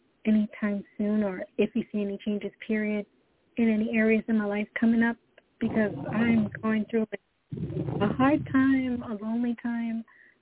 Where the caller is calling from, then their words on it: Florida, United States; I'm calling from Florida currently.